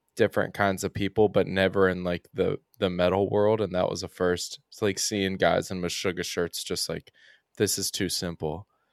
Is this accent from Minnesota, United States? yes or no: no; Oldham County, Kentucky, United States; I'm from Oldham County, which is, like, thirty minutes outside of Louisville